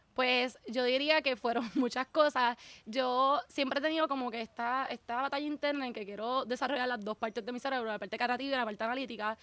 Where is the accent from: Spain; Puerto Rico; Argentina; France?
Puerto Rico; moved away as an adult; now in Sweden; yo nací y crecí toda mi vida en Puerto Rico